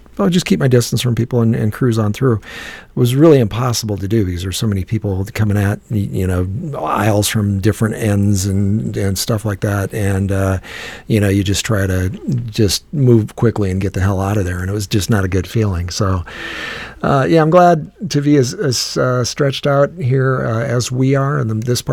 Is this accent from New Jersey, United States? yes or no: no; Iowa, United States; we're from Iowa